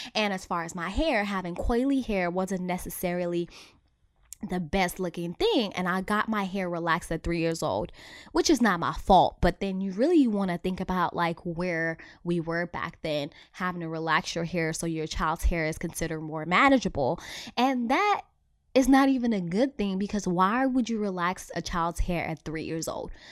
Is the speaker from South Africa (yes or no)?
yes; South Africa; I was born and raised in South Africa